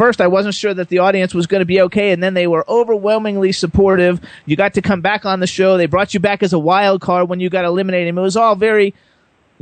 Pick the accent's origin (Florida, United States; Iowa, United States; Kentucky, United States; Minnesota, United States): Florida, United States; West Palm Beach; I grew up in West Palm Beach